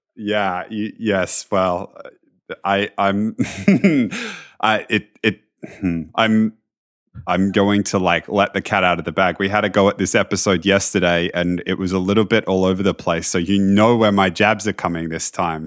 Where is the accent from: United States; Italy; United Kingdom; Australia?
Australia; as an Australian